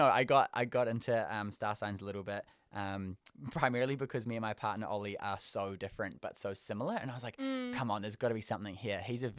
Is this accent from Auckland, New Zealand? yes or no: yes; South Auckland, Auckland, New Zealand; Probably, I'd say, before I moved to Auckland, I'm from South Auckland, right?